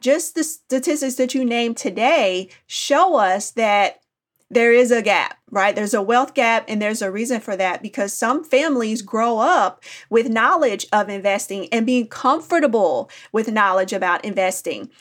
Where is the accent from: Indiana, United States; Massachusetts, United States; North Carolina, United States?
Indiana, United States; Indianapolis; now in Nashville, United States; I grew up in Indianapolis, Indiana